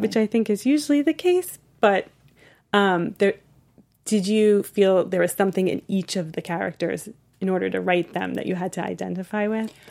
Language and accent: English; East Coast, United States; now in Los Angeles, United States; I'm from the East Coast, but I'm living in L